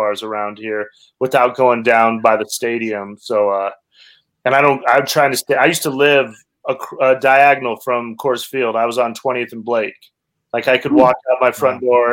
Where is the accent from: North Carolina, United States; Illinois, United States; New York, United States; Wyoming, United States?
Wyoming, United States; Cheyenne; moved away as an adult; also born or lived in Los Angeles; now in Denver, United States; I grew up in Cheyenne, Wyoming